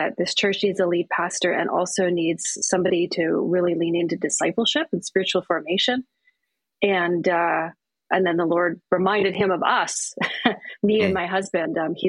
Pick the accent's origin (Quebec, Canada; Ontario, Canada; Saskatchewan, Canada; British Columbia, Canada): British Columbia, Canada; now in Thunder Bay, Canada; So I'm from the West Coast. {S3} Yes. {S4} I was born in Vancouver Island.